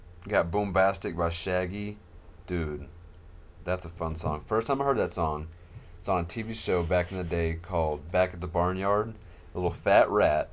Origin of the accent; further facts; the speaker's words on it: Arkansas, United States; moved away as an adult; also born or lived in southeast Idaho; now in Idaho, United States; I don't know if you can tell by my accent. I don't think I have one, but apparently I do. But I am from Arkansas.